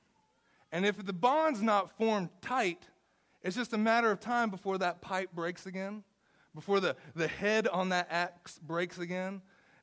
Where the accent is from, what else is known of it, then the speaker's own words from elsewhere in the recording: the South, United States; I'm from the South